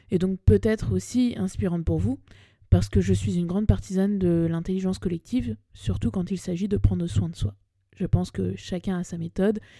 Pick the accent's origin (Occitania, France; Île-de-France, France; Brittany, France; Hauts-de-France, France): Île-de-France, France; Paris; j'ai 30 ans, je suis née à Paris, j'ai grandi entre cette ville et sa banlieue, et j'ai donc une affection toute particulière pour elle